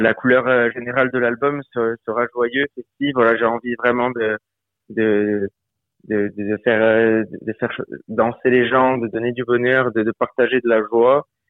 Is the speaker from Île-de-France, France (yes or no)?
no; Bastia, Corsica, France; moved away as an adult; now in Nancy, France; Je suis né à Bastia, j'ai grandi à Bastia, j'ai passé toute ma vie